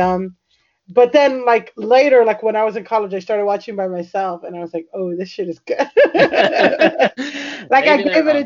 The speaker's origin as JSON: {"language": "English", "region": "Florida", "country": "United States", "tie": "born or raised there", "also_born_or_lived": "California", "moved": "as an adult", "said": "I grew up in Florida, but I went to college in California"}